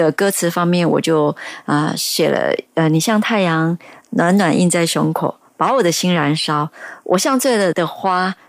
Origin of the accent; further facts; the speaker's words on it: Kaohsiung, Taiwan; 对我是高雄人。